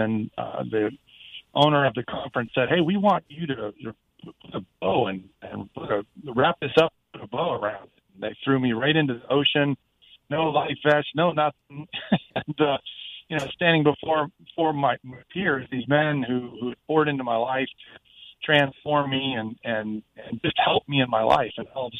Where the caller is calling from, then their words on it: Jacksonville, Florida, United States; Right here in Jacksonville, Florida.